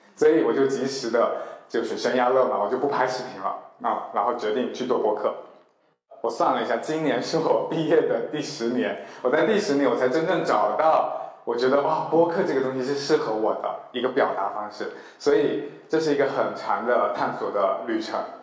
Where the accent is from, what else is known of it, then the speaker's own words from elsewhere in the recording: Fujian, China; also born or lived in Chengdu; now in Shanghai, China; 我从小就是在一个很传统的福建家庭长大